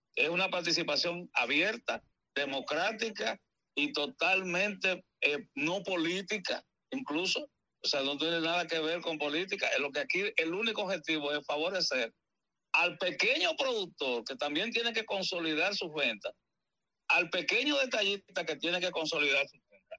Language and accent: Spanish; San Pedro de Macorís, Dominican Republic; en San Pedro de Macorís, que es mi ciudad natal